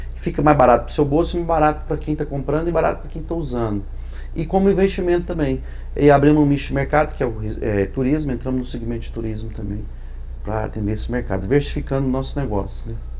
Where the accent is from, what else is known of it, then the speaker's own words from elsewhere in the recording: Goiânia, Goiás, Brazil; sou de Goiânia